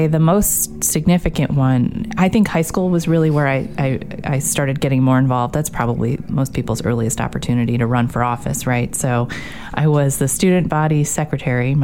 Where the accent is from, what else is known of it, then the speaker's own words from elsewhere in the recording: Grosse Pointe, Michigan, United States; now in Washington, D.C., United States; I grew up in Grosse Pointe, Michigan, just outside Detroit